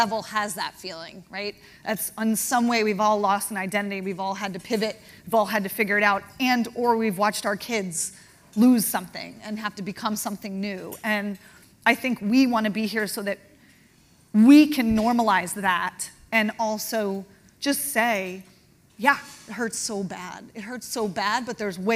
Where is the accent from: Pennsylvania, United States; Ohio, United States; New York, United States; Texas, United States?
New York, United States; Huntington; also born or lived in Connecticut; I'm from Long Island, Huntington to be specific.